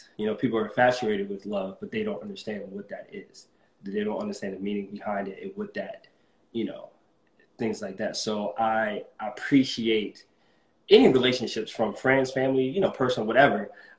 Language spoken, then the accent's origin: English; Germany; born there; I was born in Germany, so I would love to, you know, check that out again, and check out Japan.